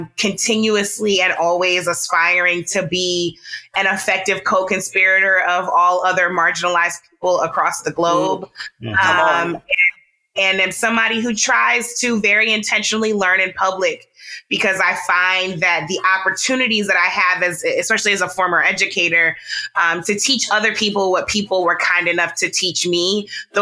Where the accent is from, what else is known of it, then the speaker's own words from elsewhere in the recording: St. Louis, Missouri, United States; I am a Midwesterner. I was raised in St. Louis